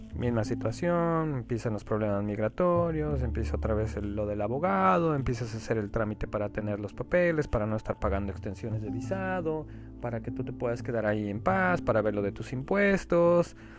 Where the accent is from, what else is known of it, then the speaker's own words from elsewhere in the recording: Mexico; moved away as an adult; soy mexicano